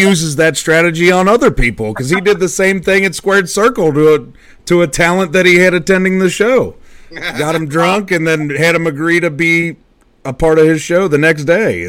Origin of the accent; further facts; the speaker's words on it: Colerain Township, Ohio, United States; I grew up in Coleraine